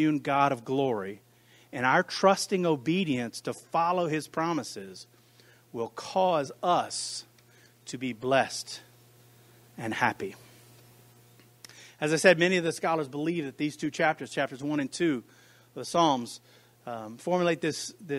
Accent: United States; I speak as an American to Americans in the American church

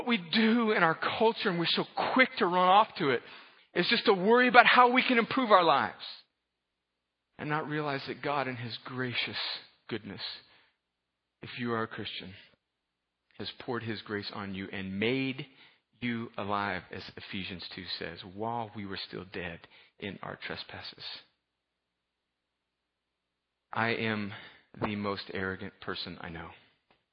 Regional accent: United States; I'm an American, I'm a Westerner

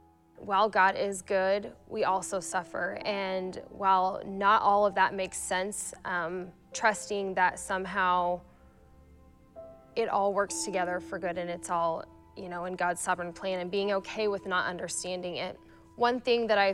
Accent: Kearney, United States; moved away as an adult; now in Aurora; I grew up in Kearney, Ifree, and in Kearney, and I moved to Aurora when I married my husband

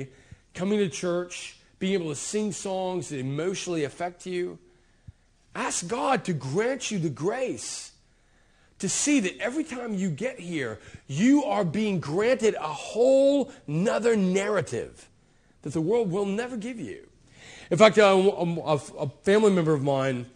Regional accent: United States; I was raised, I'm an American

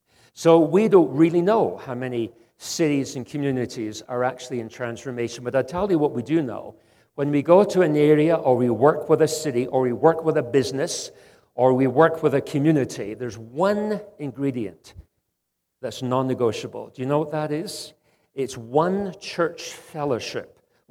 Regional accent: Scotland, United Kingdom; also born or lived in Western Canada; now in Canada; Although I live in Canada, Western Canada, I'm actually Scottish.

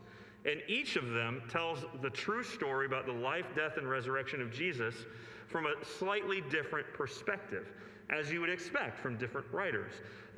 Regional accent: United States; from my limited understanding as an American

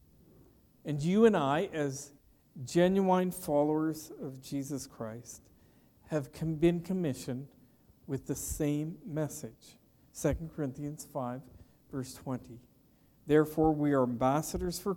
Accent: Petrolia, Ontario, Canada; growing up in Petroleum, Ontario, I delivered newspapers for a number of years

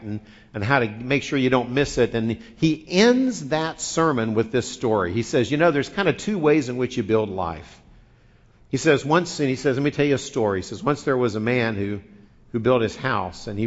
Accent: Midwest, United States; moved away; I grew up in the Midwest

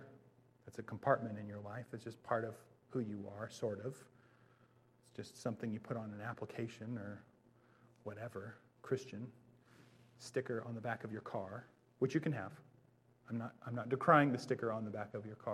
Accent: Bellingham, Washington, United States; I grew up in Bellingham

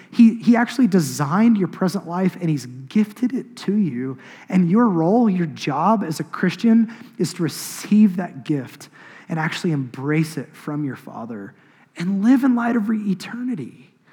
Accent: Choctaw, Oklahoma, United States; I grew up in Choctaw. I grew up on an acreage.

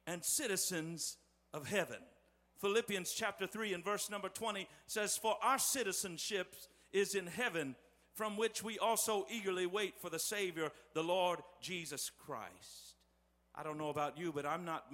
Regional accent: West Terre Haute, Indiana, United States; the little sanctuary where I grew up in West Terre Haute

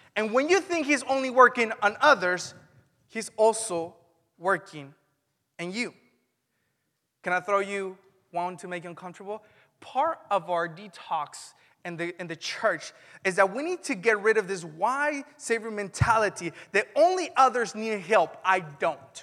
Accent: Mexico; now in Vacaville, United States; When I grew up in Mexico, I didn't experience church until I was nineteen, and I didn't even experience it in Mexico

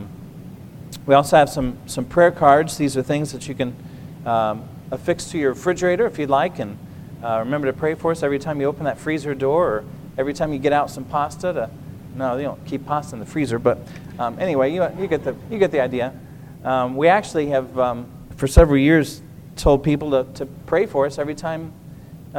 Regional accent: Illinois, United States; I grew up in Illinois, and my wife is from South Jersey

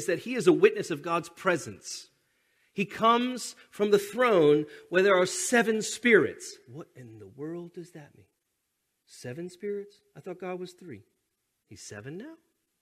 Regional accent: United States; we're American

